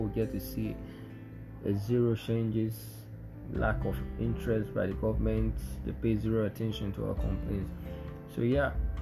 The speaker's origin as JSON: {"language": "English", "country": "Nigeria", "said": "me being a Nigerian"}